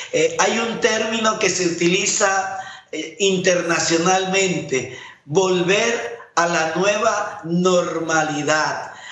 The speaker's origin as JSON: {"language": "Spanish", "country": "Panama", "said": "Como panameño"}